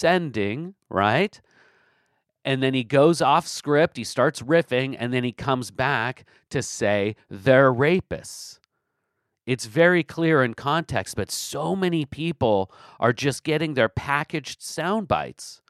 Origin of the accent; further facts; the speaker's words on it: Washington, United States; I'm from Washington State, born and bred Washingtonian